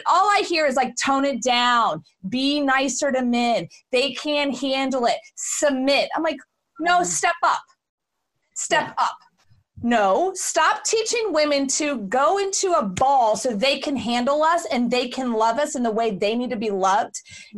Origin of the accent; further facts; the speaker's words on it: Houston, Texas, United States; also born or lived in Austin; So I was born and raised in Houston.